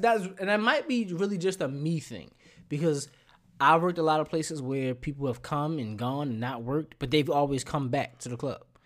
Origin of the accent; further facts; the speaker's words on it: Baltimore, Maryland, United States; moved away; I'm from Baltimore.